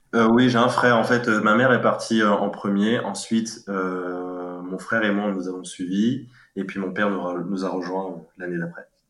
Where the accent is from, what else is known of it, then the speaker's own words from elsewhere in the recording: Cayenne, French Guiana; also born or lived in Gien, Centre-Val de Loire, France / Île-de-France, France; now in Paris region, France; je suis né à la, à la, commune de Cayenne en 1990. Et euh, bah, quoi dire euh, J'ai fait toute mon enfance dans dans, dans une cité qu'on appelait euh, Cabasso